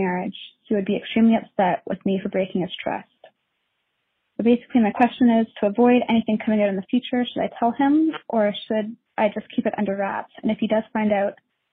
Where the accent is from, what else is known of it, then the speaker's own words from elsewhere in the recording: Canada; moved away as an adult; now in United States; I'm a Canadian